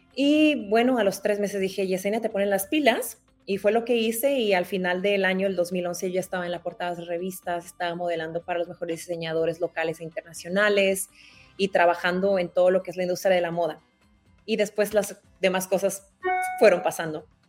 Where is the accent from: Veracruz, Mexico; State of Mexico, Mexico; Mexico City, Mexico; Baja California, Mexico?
Baja California, Mexico; Tijuana; moved away as an adult; now in Doha, Qatar; yo salí de Tijuana desde que tenía 18 años